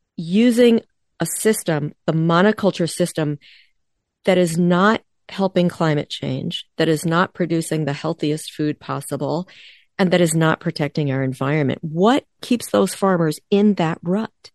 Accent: East Coast, United States; now in Midwest, United States; I grew up on the East Coast, I live in the Midwest

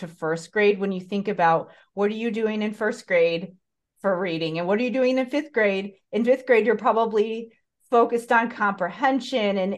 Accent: Chicago suburbs, Illinois, United States; I'm from the Chicago area as well, but but from the suburbs.

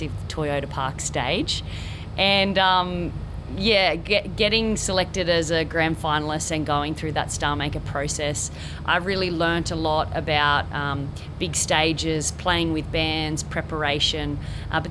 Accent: Quirindi, New South Wales, Australia; also born or lived in Tamworth; now in Coffs Harbour, Australia; I grew up down in Quirindi, just about 45 minutes away from Tamworth

